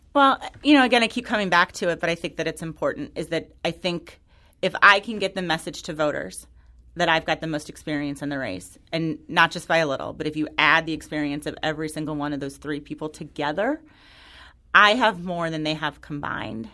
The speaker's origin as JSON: {"language": "English", "town": "Florissant", "region": "Missouri", "country": "United States", "tie": "born or raised there", "said": "I grew up in North County. I'm from Florissant"}